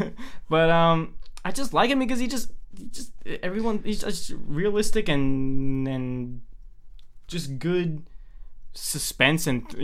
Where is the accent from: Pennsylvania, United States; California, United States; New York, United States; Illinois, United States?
New York, United States; I'm from New York. I'm half Italian, half Greek. My dad's side is all the Italian side. He's full Italian